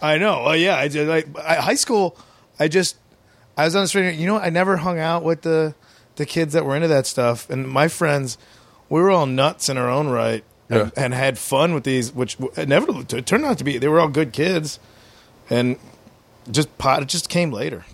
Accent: outside of Chicago, Illinois, United States; I grew up outside of Chicago

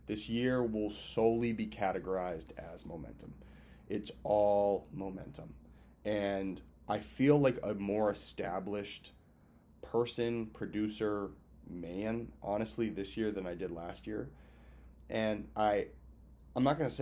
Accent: Lincoln, Massachusetts, United States; also born or lived in Cambridge, Massachusetts / Boston / Los Angeles; I'm from Boston. When you and I both know, I'm actually from Cambridge and Lincoln, more so Lincoln

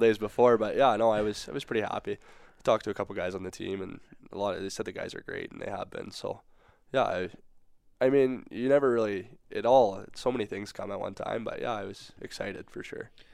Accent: Saskatoon, Saskatchewan, Canada; moved away; growing up in Saskatoon, go to a lot of Blades games

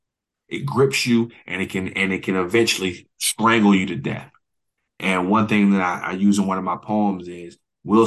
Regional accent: Oklahoma City, Oklahoma, United States; I'm from Oklahoma City, born and raised

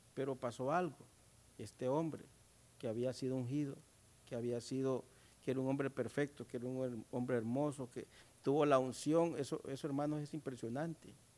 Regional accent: Honduras

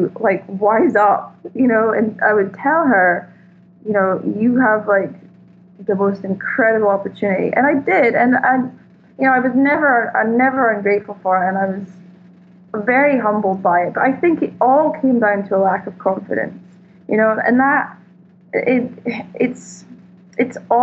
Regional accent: Scotland, United Kingdom; now in Malibu, United States; I'm Scottish

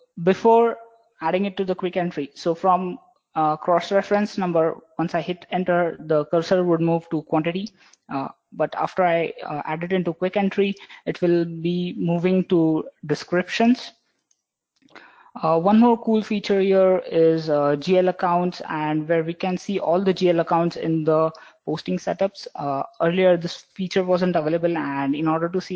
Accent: Mumbai, Maharashtra, India; I'm from Mumbai, working in CloudFronts Technologies.

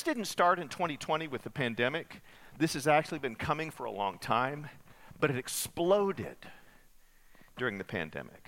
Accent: Muleshoe, Texas, United States; moved away; I grew up in Muleshoe, part of my childhood

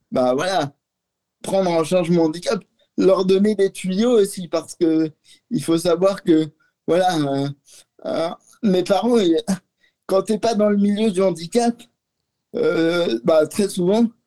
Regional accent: Lyon, Auvergne-Rhône-Alpes, France; Oui, oui, je suis lyonnais.

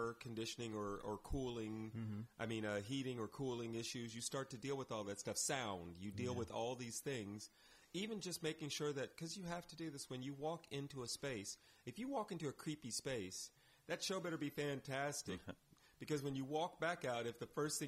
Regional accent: Claremont, California, United States; moved away; I grew up in Claremont, California, a college town

